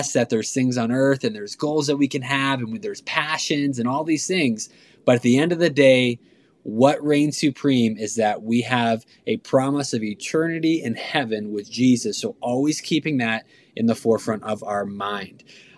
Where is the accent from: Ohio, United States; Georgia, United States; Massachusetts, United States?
Massachusetts, United States; Boston; also born or lived in Phoenix; I'm originally from Boston and Phoenix